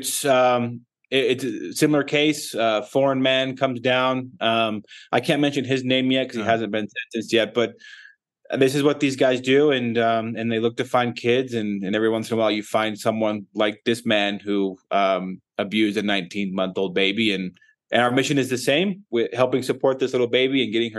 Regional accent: United States; we are from the United States.

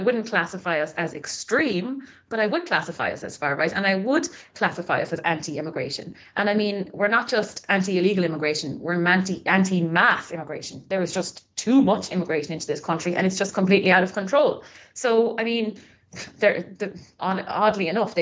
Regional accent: Limerick, Munster, Ireland; moved away as an adult; now in Longford, Ireland; Originally, I'm from Limerick. And myself and my husband, we live in Longford now.

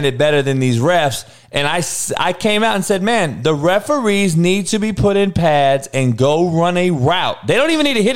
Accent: Compton, California, United States; I'm from Compton, only white boy

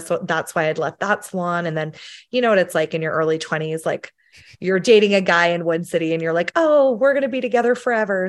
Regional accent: Sheffield, Yorkshire and the Humber, United Kingdom; moved away; I'm from the U K originally, um, we're from Sheffield in England

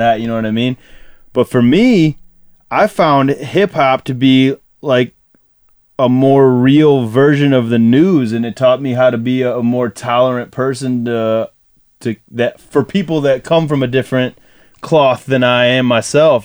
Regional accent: Dearborn, Michigan, United States; also born or lived in Canton, Michigan; I was I was born in Dearborn.

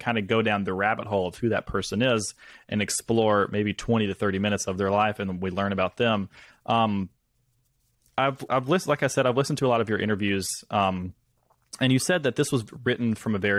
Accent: Senatobia, Mississippi, United States; also born or lived in New York; I am from Mississippi. I'm in my hometown right now

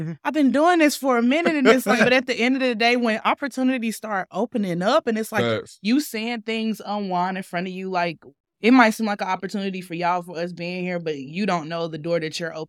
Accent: East Spencer, North Carolina, United States; I'm from East Spencer, North Carolina, but I tell people Salisbury

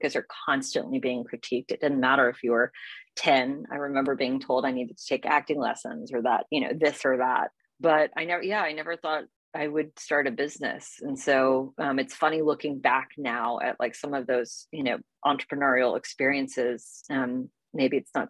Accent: Houston, Texas, United States; moved away; I'm from Houston, Texas originally

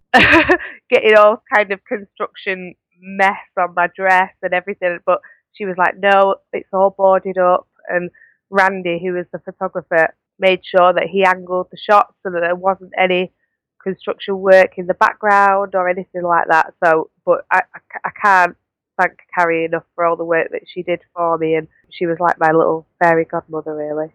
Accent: Manchester, North West England, United Kingdom; I'm from Manchester

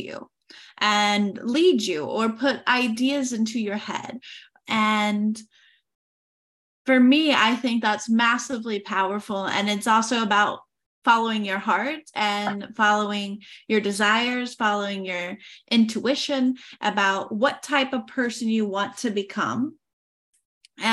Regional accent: Oklahoma, United States; moved away as an adult; now in France; I am originally from Oklahoma and I moved to France in 2018.

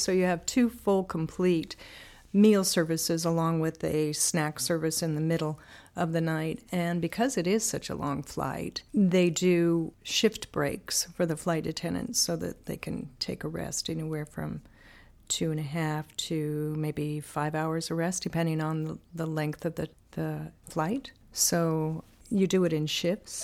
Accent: Banks, Oregon, United States; I am originally from Oregon. Grew up in a little farmland community called Banks

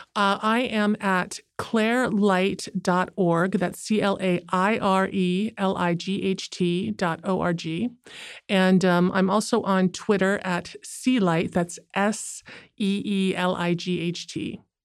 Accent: United States; I'm Asian American

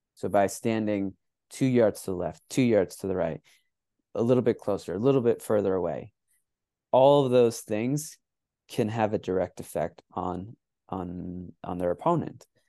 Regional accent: United States; also born or lived in Mexico; I grew up playing in the United States

